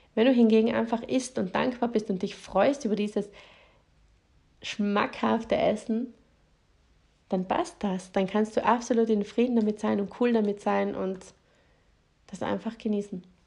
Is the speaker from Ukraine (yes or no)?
no; South Tyrol, Trentino-Alto Adige, Italy; bei uns in Südtirol